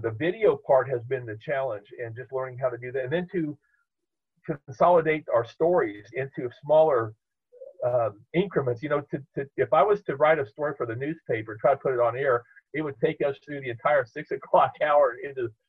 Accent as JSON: {"language": "English", "town": "Topeka", "region": "Kansas", "country": "United States", "tie": "born or raised there", "said": "I grew up in the Evangelical Covenant Church, which was right across the street from First United Methodist Church in downtown Topeka"}